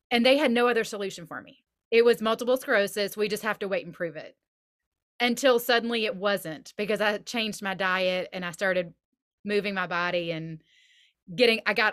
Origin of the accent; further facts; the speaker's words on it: the South, United States; now in Nashville, United States; I was raised in the South.